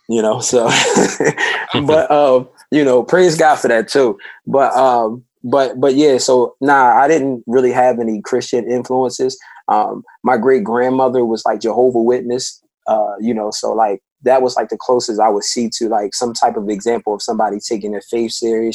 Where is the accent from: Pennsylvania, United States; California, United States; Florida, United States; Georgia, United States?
Pennsylvania, United States; Philadelphia; my section in North Philly was one of the toughest parts of the city